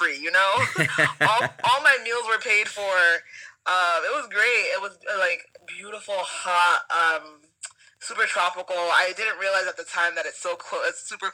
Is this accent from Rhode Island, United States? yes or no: yes; Providence, Rhode Island, United States; moved away as an adult; also born or lived in Jeju Island, South Korea; now in Boston, United States; I'm from Providence, Rhode Island